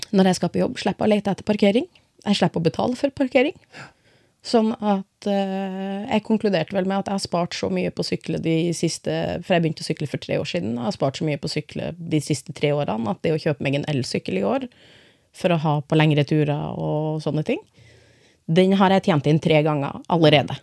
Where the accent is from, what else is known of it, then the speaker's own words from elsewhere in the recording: Finnsnes, Troms, Norway; now in Skien, Norway; Født og oppvokst i Norge, aldri bodd noen annen plass, men jeg er innvandrer. Ja. men ja, jeg kommer fra et eh, lite sted i midten av Troms som heter Finnsnes